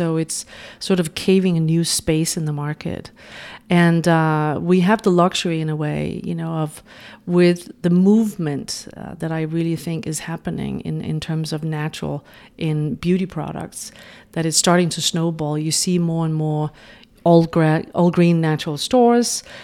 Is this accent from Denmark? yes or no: yes; Denmark; moved away as an adult; now in New York, United States; I'm originally from Denmark, but having lived in New York the past twenty years